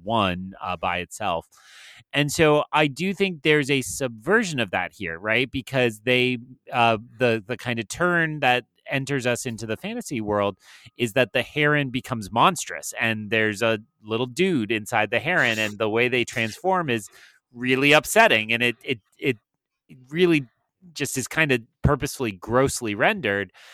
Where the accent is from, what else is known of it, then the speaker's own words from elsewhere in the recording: New Hampshire, United States; Where I grew up in New Hampshire